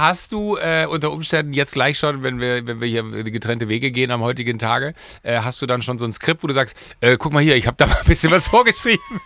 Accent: Waldniel, North Rhine-Westphalia, Germany; moved away; Wenn du in Waldnil, da wo ich groß geworden bin

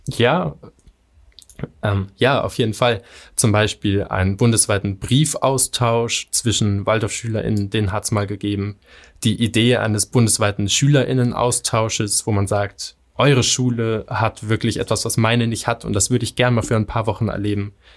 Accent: Göttingen, Lower Saxony, Germany; hier in Göttingen, meiner Heimatstadt

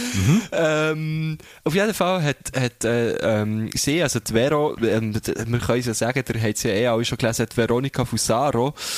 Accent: Thun, Bern, Switzerland; aus der Stadt, wo ich herkomme

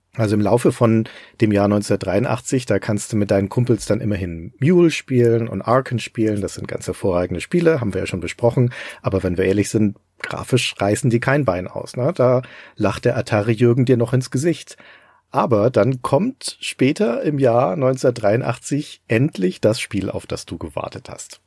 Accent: Germany; hier bei uns in Deutschland

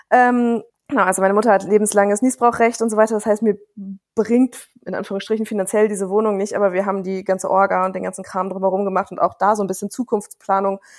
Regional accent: Bremen, Germany; Ich komme aus Bremen, das heißt, ich kenne da so ganz gut die Stadt

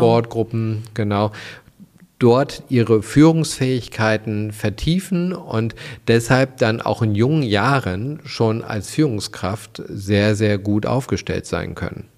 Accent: Germany; bei uns in Deutschland

